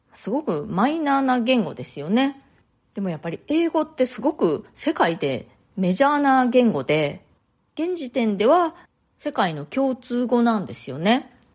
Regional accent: Japan; first language Japanese; moved away as an adult; now in New York, United States; 日本で生まれ育って、で日本で大学も卒業して、で、その後ね、もうだいぶ大人になってからニューヨークに移住してきました

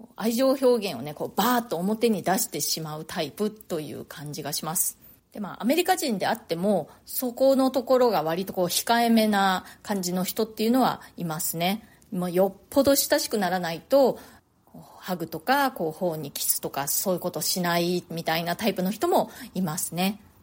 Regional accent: Japan; moved away as an adult; now in New York, United States; 私はまあ日本でね、生まれ育ったので

